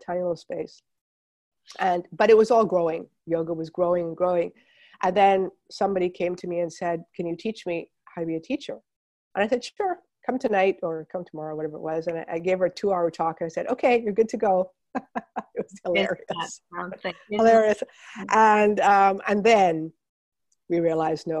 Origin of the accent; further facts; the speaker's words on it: Montreal, Quebec, Canada; I was growing up in Montreal